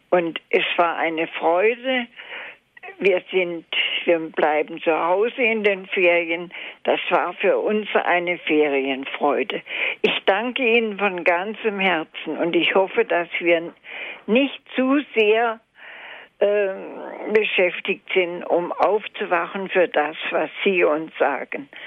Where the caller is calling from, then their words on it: Altusried, Bavaria, Germany; Guten Abend, ich komme aus Altesried.